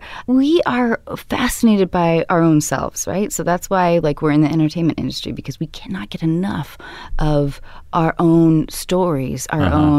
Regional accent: Edmonds, Washington, United States; also born or lived in Baltimore, Maryland; now in Los Angeles, United States; I grew up in Edmonds, Washington. I was born in Baltimore and grew up in Edmonds.

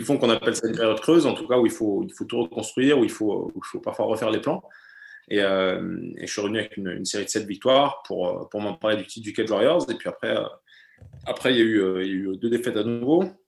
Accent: France; first language German; l'allemand, c'est ma langue maternelle. J'ai la nationalité allemande. Et pourtant, moi, je me sens français. Je me sens français. J'ai toujours vécu en France

